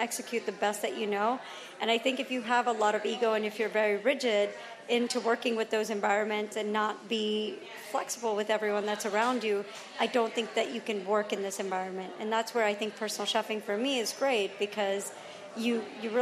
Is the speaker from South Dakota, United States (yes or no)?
no; Atlanta, Georgia, United States; I grew up in Atlanta